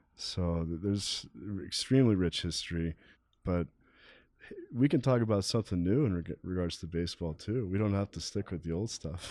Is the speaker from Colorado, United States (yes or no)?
yes; Denver, Colorado, United States; also born or lived in Kansas City / Littleton; Growing up in Denver, I was born in Kansas City, but I moved here when I was five years old